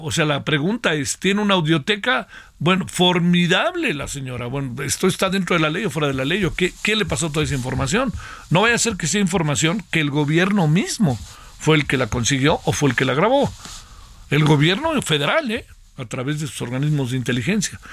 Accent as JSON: {"language": "Spanish", "country": "Mexico"}